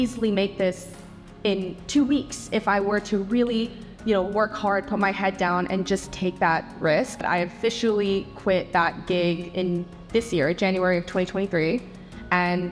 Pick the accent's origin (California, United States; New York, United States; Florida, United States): Florida, United States; Tampa; moved away as an adult; also born or lived in Netherlands; I grew up in Tampa, Florida